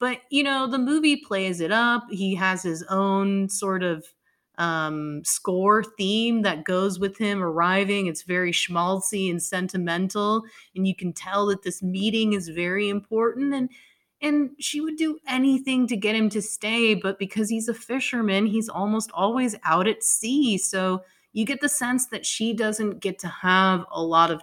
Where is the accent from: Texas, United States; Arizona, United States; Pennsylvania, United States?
Texas, United States; I'm from Texas